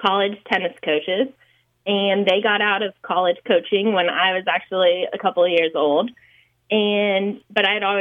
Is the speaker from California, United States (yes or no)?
no; Georgia, United States; moved away; I'm from Georgia